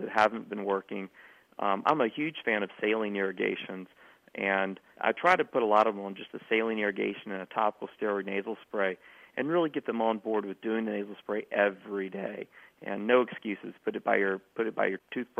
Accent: South Carolina, United States; my hometown in South Carolina

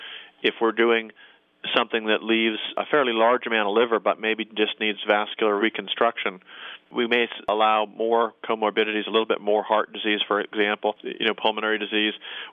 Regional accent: Canada; I will rarely use a combination of what I call a hockey stick incision, being a Canadian

